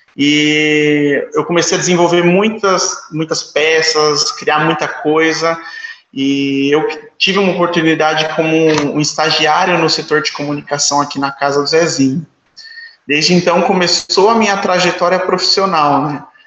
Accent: São Paulo, Brazil; Eu sou do Parque Santo Antônio, nasci no Parque Santo Antônio, uma comunidade bem próxima do Capão Redondo

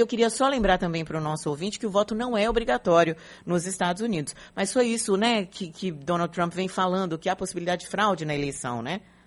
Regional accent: Brazil; nós que moramos no Brasil, somos brasileiros

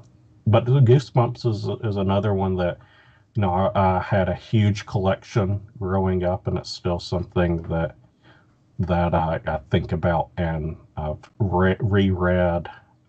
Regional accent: Southern United States, United States; but it's just as much about growing up. Growing up in the South, And, you know, I think that's just, you know, those kind of stories really resonate with me.

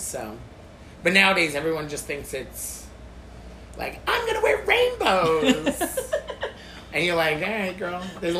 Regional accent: New York City, New York, United States; Yeah, because I'm a New Yorker, born and raised.

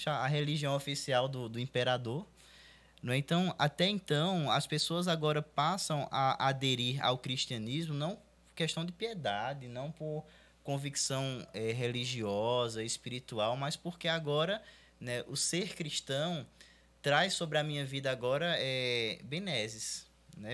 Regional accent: Brazil; eu cresci no, no Vale da Bênção

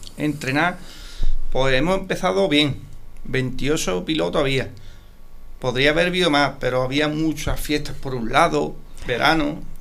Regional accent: Paterna de Rivera, Andalusia, Spain

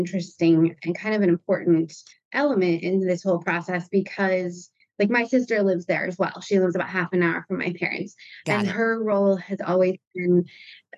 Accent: Michigan, United States; now in Rhode Island, United States; I was in Rhode Island the whole time, and I grew up in Michigan.

